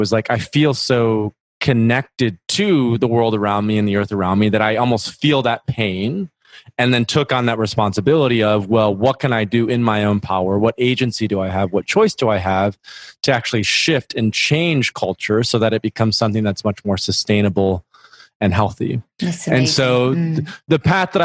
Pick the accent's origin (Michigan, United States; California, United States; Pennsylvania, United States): Michigan, United States; near Grand Rapids, West; I grew up in West Michigan, close to a small city, Grand Rapids, which is known as the furniture capital